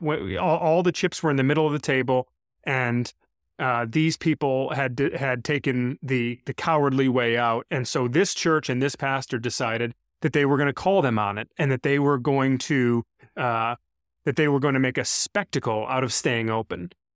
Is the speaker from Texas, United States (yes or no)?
no; Brighton, Michigan, United States; this local church in my hometown in Brighton, Michigan, where I grew up